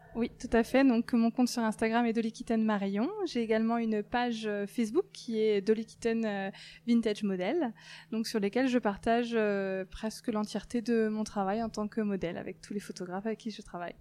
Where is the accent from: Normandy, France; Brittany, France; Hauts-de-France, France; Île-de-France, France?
Brittany, France; moved away as an adult; also born or lived in southern France / Lyon; now in Brest, France; je suis originaire de Bretagne. J'y ai vécu toute mon enfance